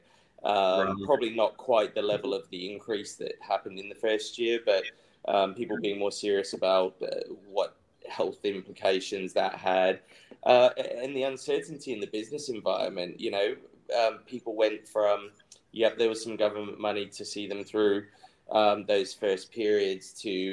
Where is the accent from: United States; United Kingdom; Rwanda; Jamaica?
United Kingdom; England; now in Australia; my home country